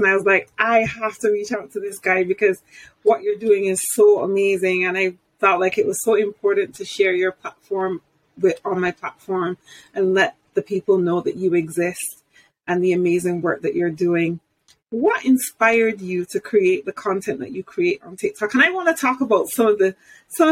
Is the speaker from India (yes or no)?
no; United Kingdom; I'm British